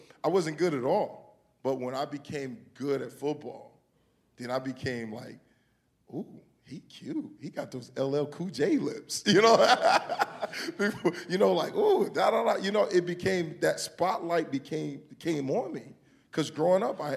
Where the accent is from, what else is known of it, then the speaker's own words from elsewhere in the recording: Homestead, Florida, United States; growing up in Homestead, Florida